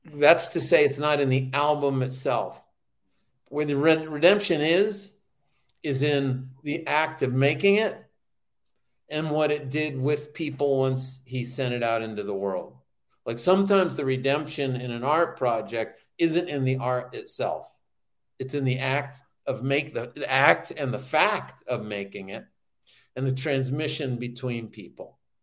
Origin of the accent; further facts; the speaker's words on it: New Hampshire, United States; growing up in New Hampshire